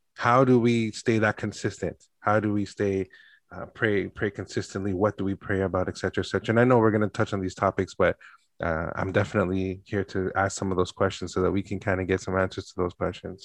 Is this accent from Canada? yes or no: yes; Canada; born and raised in Canada